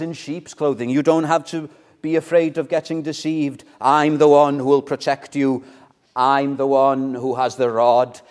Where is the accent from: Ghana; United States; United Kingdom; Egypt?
United Kingdom; Welsh, Wales; I'm Welsh